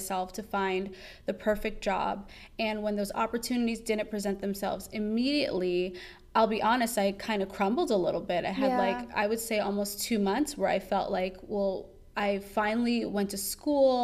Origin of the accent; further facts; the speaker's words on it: New York City, New York, United States; moved away as an adult; also born or lived in North Carolina; now in Washington, D.C., United States; my teen and early adult years in New York City